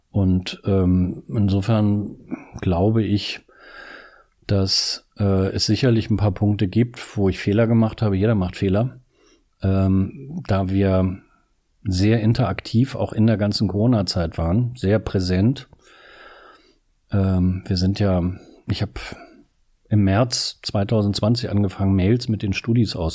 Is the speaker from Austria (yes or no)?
no; Northern Germany, Germany; ich komme aus Norddeutschland und so, und früher bin ich viel Fahrrad gefahren